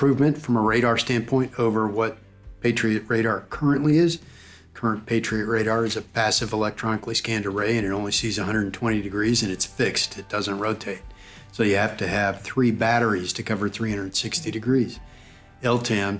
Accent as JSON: {"language": "English", "town": "Memphis", "region": "Tennessee", "country": "United States", "moved": "as an adult", "lives_now": "Huntsville, United States", "said": "I'm from Memphis. That's where my mom lives"}